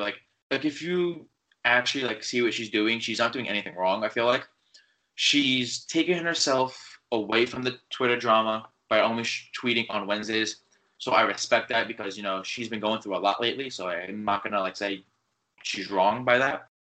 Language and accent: English; New York, United States; I'm from New York